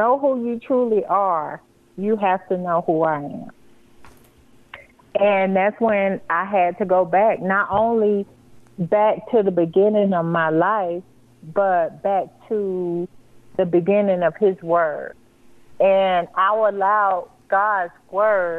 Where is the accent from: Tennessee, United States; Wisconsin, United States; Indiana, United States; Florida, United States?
Florida, United States; moved away as an adult; now in Colorado, United States; we're from Florida